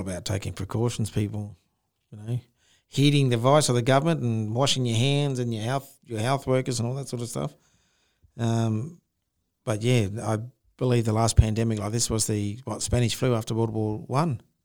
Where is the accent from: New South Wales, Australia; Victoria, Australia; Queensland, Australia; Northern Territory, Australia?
Northern Territory, Australia; Darwin; moved away; I grew up in Darwin